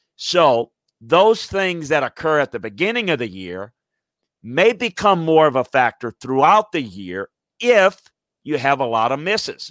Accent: South Louisiana, United States; I grew up in the Deep South, went to school at L S U, coached at L S U, and grew up in South Louisiana

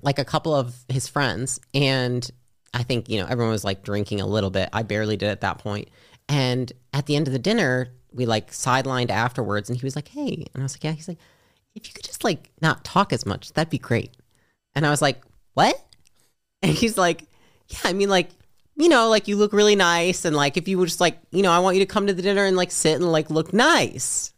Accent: Midwest, United States; moved away as an adult; also born or lived in California; I'm from the Midwest

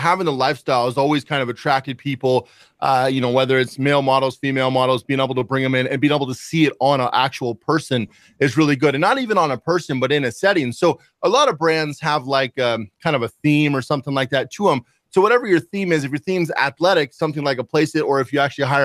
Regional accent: Seattle, Washington, United States; moved away; I'm originally from Seattle

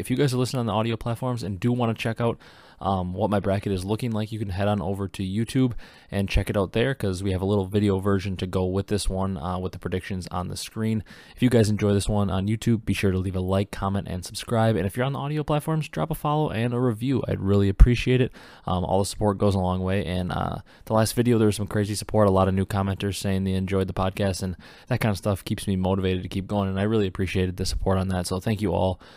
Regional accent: Wisconsin, United States; I've lived in Wisconsin my whole life

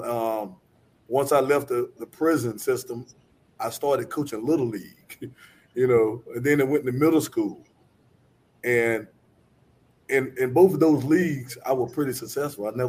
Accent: Eastern North Carolina, United States; growing up in Eastern North Carolina, we don't have much

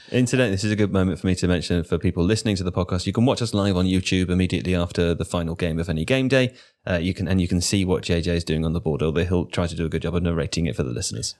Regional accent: United Kingdom; me as a British person

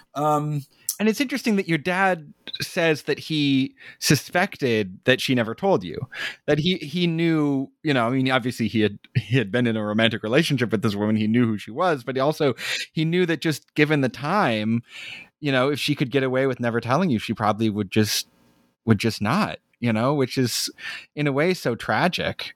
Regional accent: Arizona, United States; now in Brooklyn, United States; I grew up in Arizona

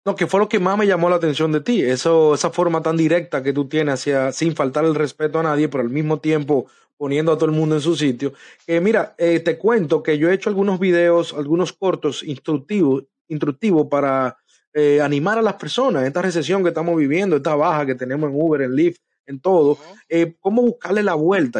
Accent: Dominican Republic; moved away as an adult; also born or lived in New York; now in Florida, United States; yo soy de República Dominicana

